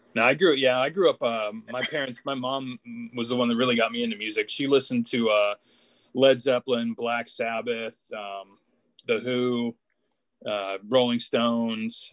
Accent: Cleveland, Ohio, United States; originally from Cleveland, Ohio, right on the shores of Lake Erie. So I'm a Midwesterner

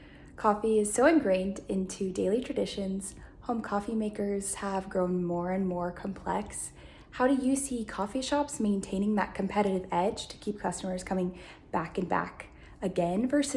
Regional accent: Leawood, Kansas, United States; I'm from Leawood, Kansas.

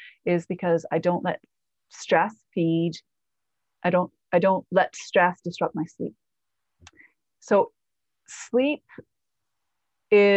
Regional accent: Canada; I'm Canadian too.

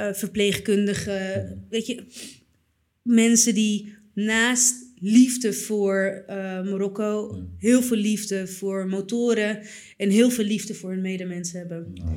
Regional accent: Purmerend, North Holland, Netherlands; ik ben opgegroeid in Purmerend

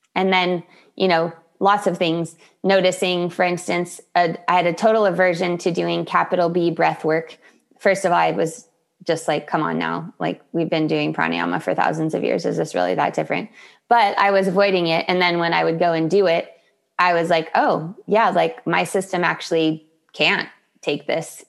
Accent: Solana Beach, California, United States; I am in Solana Beach, California, my hometown

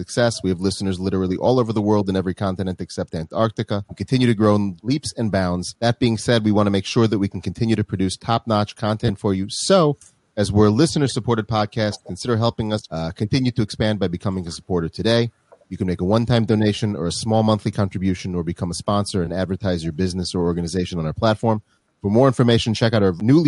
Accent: Minneapolis, Minnesota, United States; now in Israel; I'm originally from Minneapolis, Minnesota

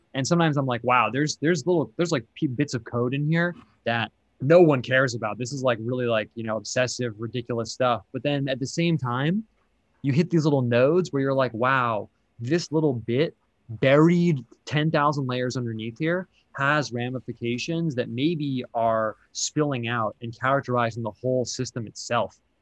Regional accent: United States; I'm American

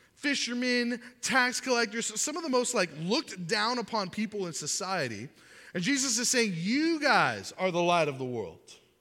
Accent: Miami, Florida, United States; I grew up in Miami

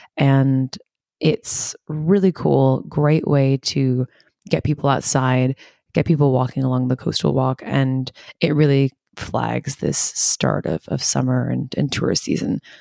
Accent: United States; now in Sydney, Australia; being an American

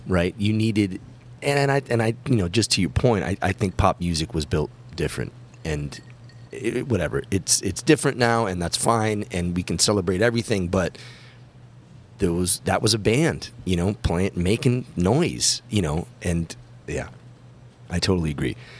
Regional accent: Massachusetts, United States; growing up in Massachusetts

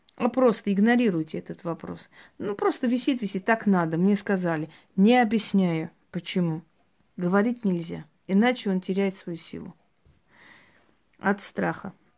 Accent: Georgia; я родилась в Грузии

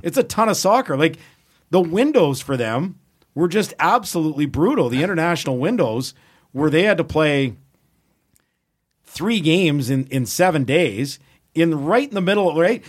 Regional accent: Edmonton, Alberta, Canada; born and raised in Edmonton

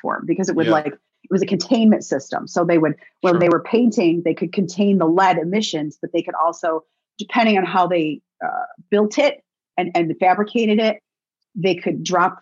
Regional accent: Binghamton, New York, United States; moved away as an adult; also born or lived in Nashville; my hometown of Binghamton

